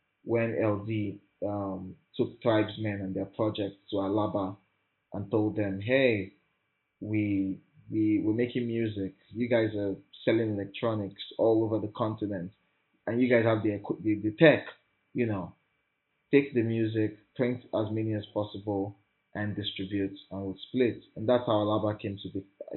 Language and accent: English; Lagos, Nigeria; In my life in this Lagos